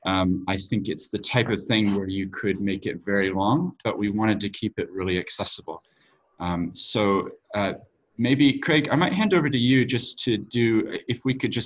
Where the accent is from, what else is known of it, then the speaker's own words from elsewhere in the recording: New Zealand; also born or lived in United States / Tokyo, Japan / London, United Kingdom / Sydney, Australia; my accent. So I have parents who were from America, but we moved to New Zealand when I was 7 years old